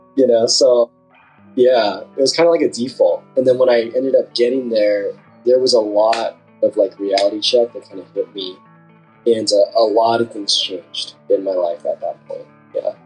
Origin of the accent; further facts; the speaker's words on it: Southern California, United States; I'm from Southern California. Uh, grew up uh, pretty much on the border between Orange County and LA County my whole life